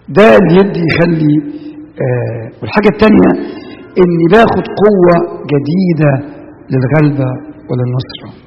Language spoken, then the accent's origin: Arabic; Egypt; moved away; احنا بلادنا في مصر